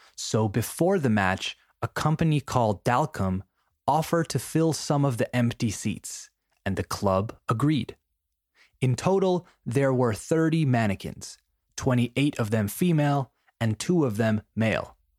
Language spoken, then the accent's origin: English; Peru; my home country of Peru